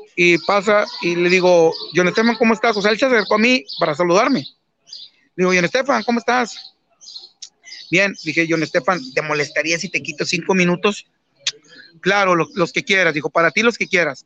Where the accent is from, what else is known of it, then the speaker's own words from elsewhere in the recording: Mexico; yo como mexicano desde, niño